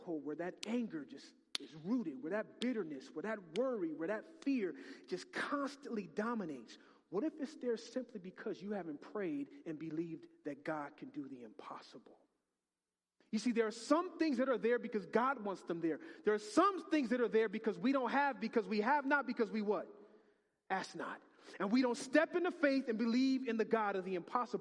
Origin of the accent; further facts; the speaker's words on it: United States; I'm too American.